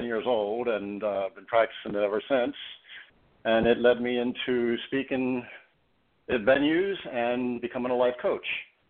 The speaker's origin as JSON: {"language": "English", "town": "Baltimore", "region": "Maryland", "country": "United States", "tie": "born or raised there", "said": "Well, Baltimore City, I grew up Catholic, and I have two sisters and one brother."}